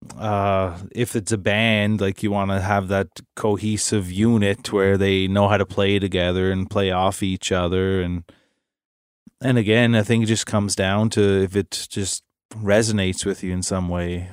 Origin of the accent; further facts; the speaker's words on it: Nova Scotia, Canada; we're from Nova Scotia, small town Nova Scotia